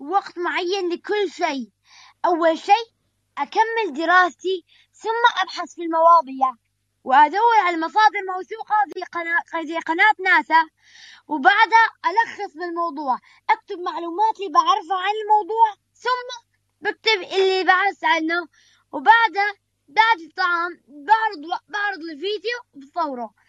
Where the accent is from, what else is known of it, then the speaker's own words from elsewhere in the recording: Syria; now in Libya; انا سوري لكن عايش في ليبيا